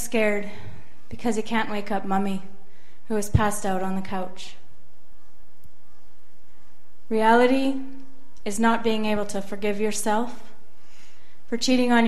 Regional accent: Saskatoon, Saskatchewan, Canada; I am from Saskatoon, Saskatchewan, so your neighbor.

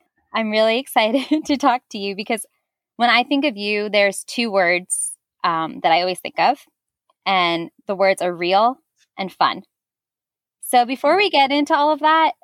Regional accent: New Jersey, United States; I'm from New Jersey.

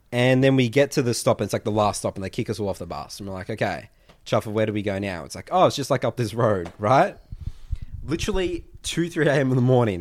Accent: Melbourne, Victoria, Australia; we're from Melbourne

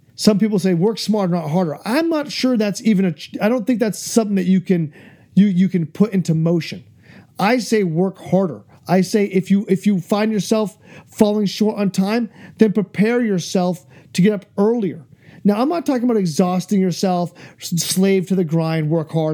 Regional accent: New Hampshire, United States; my home state of New Hampshire

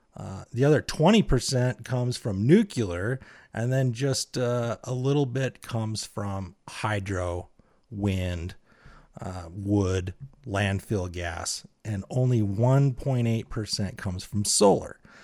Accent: Utah, United States; I am from Utah

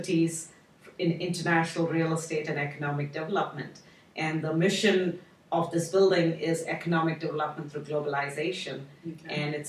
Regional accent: India; now in United States; And when I came here from India, I felt there was a shortage of international places

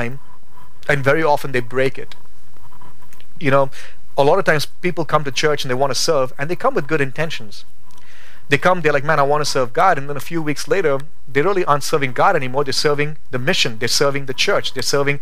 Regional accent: India; now in Boise, United States; as an Indian, my V's and W's, they're messed up

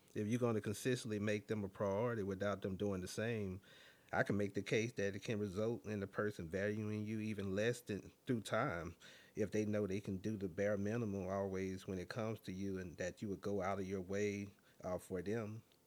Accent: Alabama, United States; now in Washington, D.C., United States; born and raised in Alabama, but I live in multiple other cities as well and currently reside in Washington, D C.

